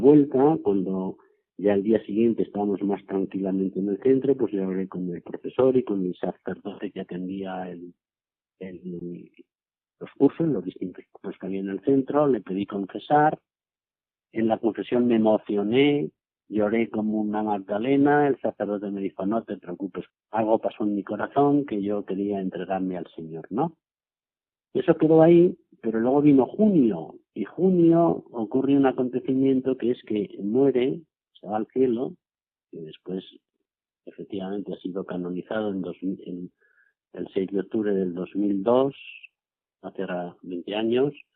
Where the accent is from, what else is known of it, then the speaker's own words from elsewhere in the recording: Cañaveras, Castilla-La Mancha, Spain; moved away as an adult; also born or lived in Seville / Mérida; misa desde Cañaveras a Cuenca, porque en el pueblo no había misa todos los días